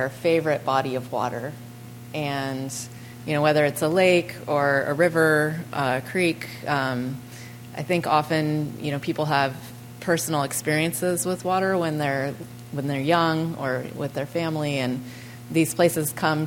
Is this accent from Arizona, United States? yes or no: no; California, United States; I'm from California.